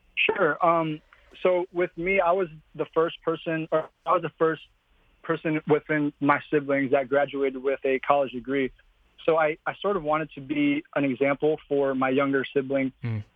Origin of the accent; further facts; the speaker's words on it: Michigan, United States; also born or lived in Philippines; I am a Philippine immigrant. I moved from the Philippines to Michigan when I was six years old